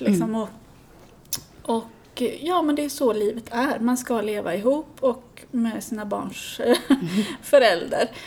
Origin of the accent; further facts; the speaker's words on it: Sweden; jag är ju svensk